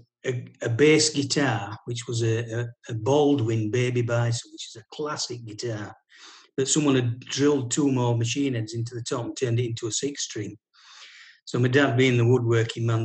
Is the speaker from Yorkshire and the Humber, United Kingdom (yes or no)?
yes; Wombwell, Yorkshire and the Humber, United Kingdom; I was born in Wombwell, which is about 4 or 5 miles from the centre of from Barnsley town centre